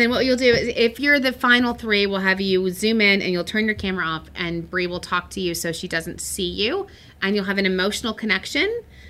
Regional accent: Texas, United States; I was from West Texas, and I was like trying to be ….

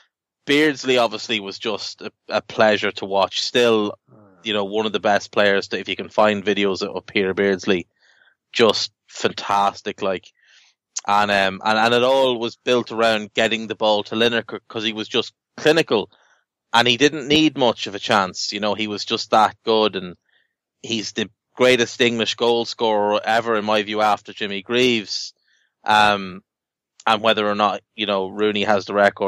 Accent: Ireland; I'm Irish

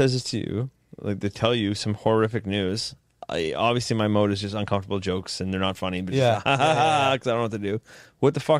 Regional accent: Canada; I'm fucking Canadian.

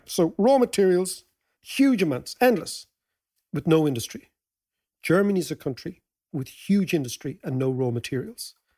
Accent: Ireland; As Irish people

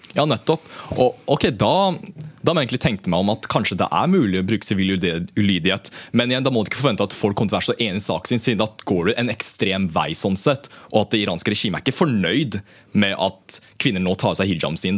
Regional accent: Norway; jeg har jo sånn som blitt oppvokst i den norske kulturen, antar jeg, da, i og med at jeg har gått på barneskole i Norge, gått på ungdomsskole, videregående

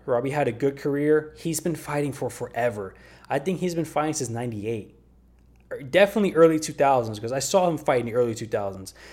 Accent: United States; I am American

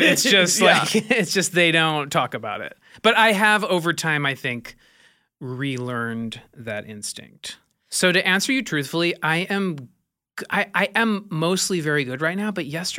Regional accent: Midwest, United States; I'm from the Midwest

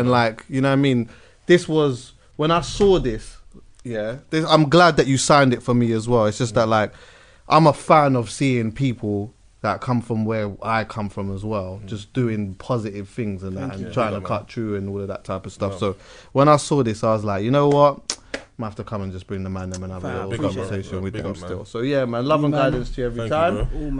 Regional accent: Jamaica; but as a Jamaican there was always that element of the Ito side of things anyway

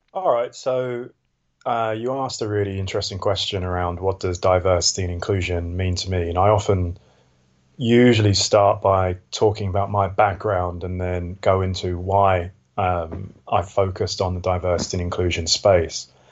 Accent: London, United Kingdom; also born or lived in Switzerland; I was born in southeast London in Lewisham. Um, I went to a really, really quite poor secondary school

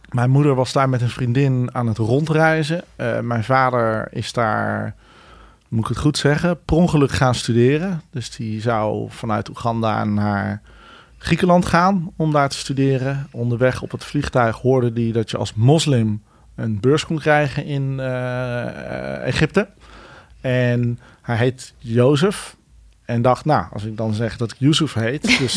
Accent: Bennekom, Gelderland, Netherlands; born there; ik ben in Bennekom

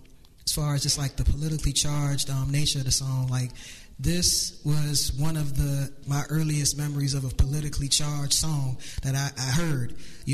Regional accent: outside D.C., Maryland, United States; I didn't grow up in the city like a lot of people. I grew up right outside the city

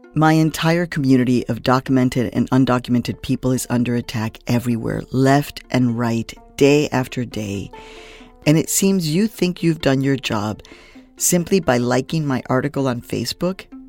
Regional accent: Phoenix, Arizona, United States; moved away; also born or lived in Mexico; from ages five to eighteen, I grew up in Phoenix, Arizona

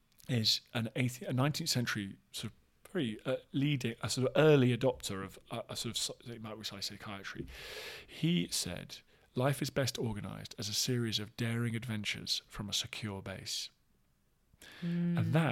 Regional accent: London, United Kingdom; all this kind of stuff that maybe I hadn't had exposure to growing up in Southwest London, a kind of suburb.

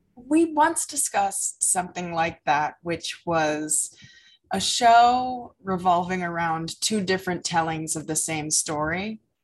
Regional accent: United States; growing up in America

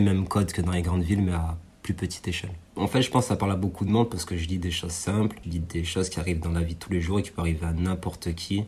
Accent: Aubenas, Auvergne-Rhône-Alpes, France; je suis d'Aubenas, je suis euh, d'un territoire rural, mais bon, je suis issu d'immigration. J'ai grandi dans un quartier populaire.

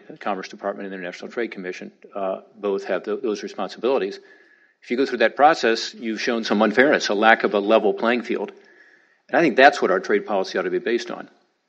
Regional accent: Ohio, United States; Ohio, my home state

